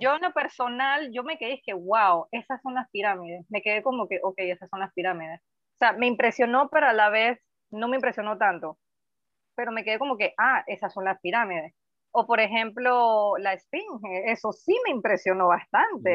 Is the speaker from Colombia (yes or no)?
no; Panama; Yo soy panameña